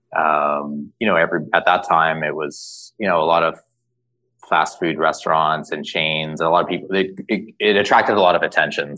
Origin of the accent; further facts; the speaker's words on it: Toronto, Ontario, Canada; I grew up in Canada, in Toronto